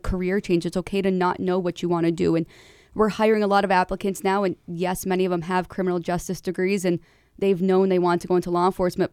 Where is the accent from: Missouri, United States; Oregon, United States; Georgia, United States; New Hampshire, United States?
New Hampshire, United States; Manchester; I'm from Manchester